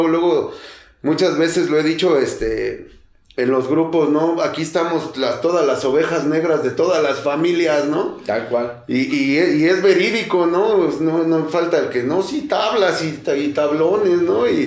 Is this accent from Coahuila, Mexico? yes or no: no; Mexico City, Mexico; soy de Tepito, banda